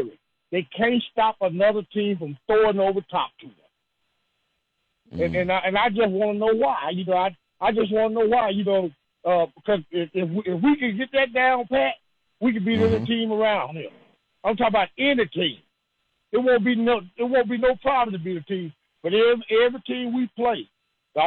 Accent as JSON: {"language": "English", "town": "Nashville", "region": "Tennessee", "country": "United States", "tie": "born or raised there", "said": "I'm from Nashville"}